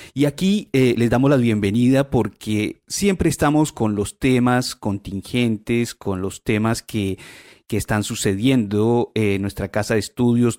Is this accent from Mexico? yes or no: no; Colombia; now in Chile; yo soy colombiano